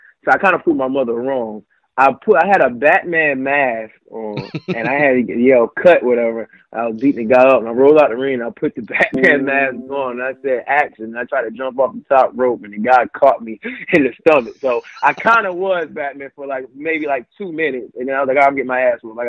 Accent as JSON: {"language": "English", "town": "Wilmington", "region": "North Carolina", "country": "United States", "moved": "as an adult", "lives_now": "Charlotte, United States", "said": "I'm originally from Wilmington, North Carolina"}